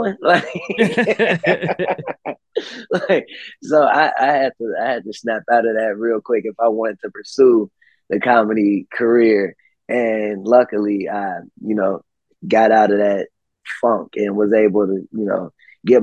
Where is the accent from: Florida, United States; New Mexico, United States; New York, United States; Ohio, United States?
Ohio, United States; Cincinnati; I'm from Cincinnati